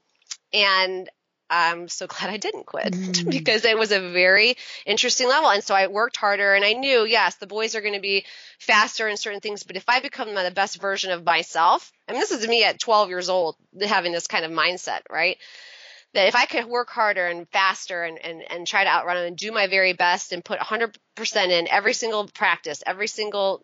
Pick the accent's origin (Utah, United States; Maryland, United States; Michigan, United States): Michigan, United States; right outside of Ann Arbor; now in Washington, D.C., United States; I grew up in Michigan and right outside of Ann Arbor